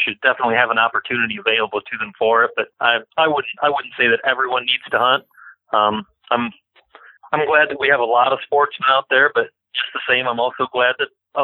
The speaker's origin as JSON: {"language": "English", "town": "Bowling Green", "region": "Ohio", "country": "United States", "tie": "born or raised there", "also_born_or_lived": "Norwalk, Ohio", "said": "I was born and raised just outside of Bowling Green, Ohio"}